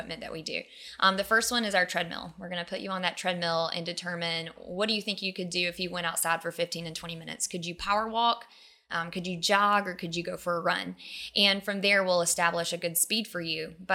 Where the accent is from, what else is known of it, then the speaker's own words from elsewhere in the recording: Madrid, Alabama, United States; I grew up in a town called Madrid